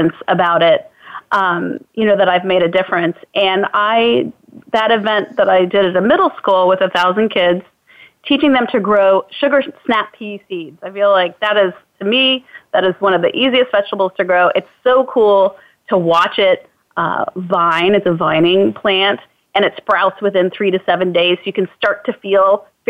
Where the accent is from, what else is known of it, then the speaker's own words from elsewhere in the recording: Virginia, United States; also born or lived in Illinois; when we moved from Illinois to Virginia when I was four